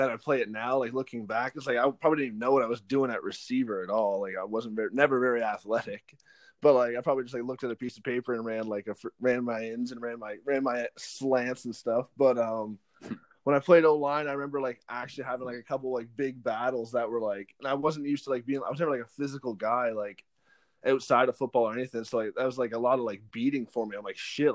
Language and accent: English; Brockville, Ontario, Canada; when I was a kid in Brockville